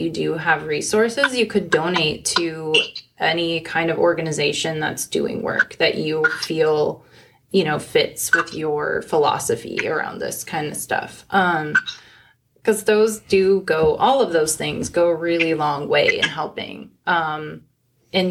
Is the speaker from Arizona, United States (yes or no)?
yes; Phoenix, Arizona, United States; I grew up in Phoenix